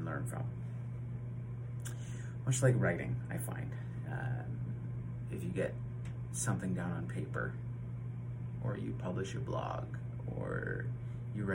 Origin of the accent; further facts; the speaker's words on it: London, Ontario, Canada; I hail from London, Ontario, Canada